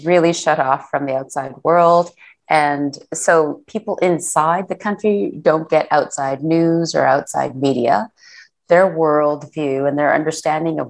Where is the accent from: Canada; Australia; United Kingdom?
Canada; I was born in Canada, but my parents are of Korean background.